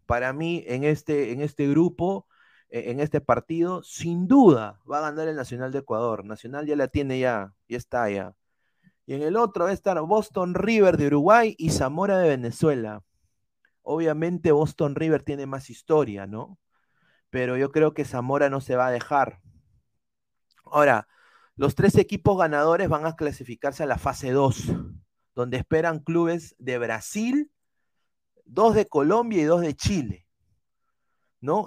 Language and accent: Spanish; Peru; como peruano